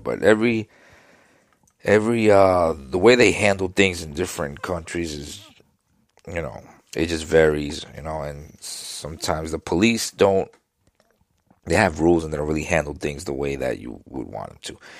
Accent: New York City, New York, United States; I grew up in Queens, New York at the time of Gotti and the mobsters.

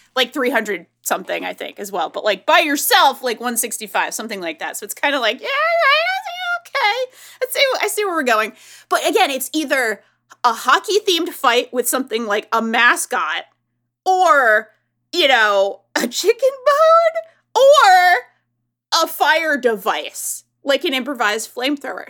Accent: Northeast, United States; I'm from the Northeast

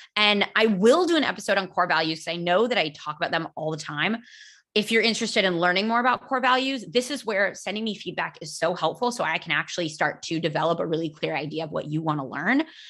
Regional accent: United States; first language English; now in Spain; I am American

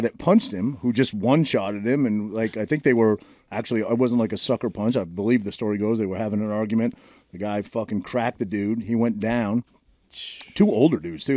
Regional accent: Maine, United States; now in New Jersey, United States; I grew up in Maine scrapping

